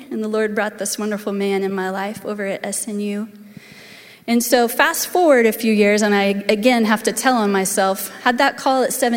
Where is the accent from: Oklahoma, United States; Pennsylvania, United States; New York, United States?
Oklahoma, United States; Edmond; I grew up in Waterloo Church of the Nazarene, just north of here, out in North Edmond.